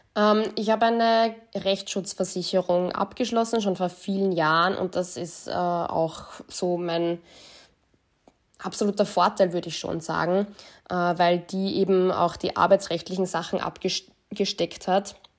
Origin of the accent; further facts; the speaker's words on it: Linz, Upper Austria, Austria; now in Vienna, Austria; gebürtige Linzerin, lebe jetzt in Wien